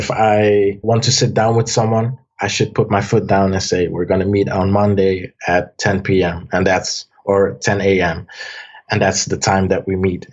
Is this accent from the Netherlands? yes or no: yes; Amsterdam, North Holland, Netherlands; also born or lived in Almere; I was born in Amsterdam. I later moved to Almere